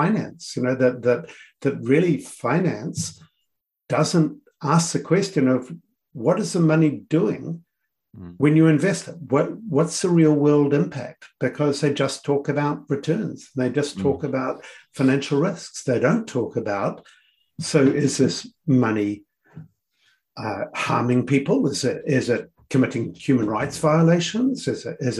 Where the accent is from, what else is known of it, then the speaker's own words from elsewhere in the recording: New Zealand; moved away as an adult; also born or lived in Samoa / United States / United Kingdom; I was always a Kiwi who was enjoying global work, because it was working on a stage that I couldn't do in New Zealand, but very much a Kiwi.